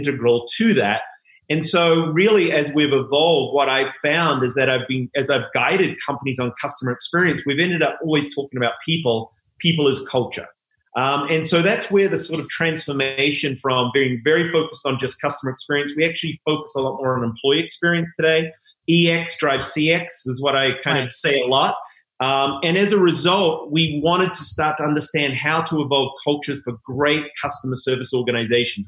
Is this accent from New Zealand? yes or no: yes; New Zealand; moved away as an adult; there'll be a little accent that'll come in and out, but I'm originally from New Zealand. Came over at 21.